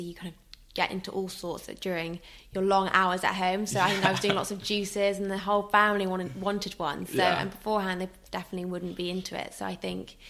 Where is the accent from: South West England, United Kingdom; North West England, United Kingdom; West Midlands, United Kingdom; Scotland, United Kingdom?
South West England, United Kingdom; Somerset; now in London, United Kingdom; I'm from Somerset, my family are all in Somerset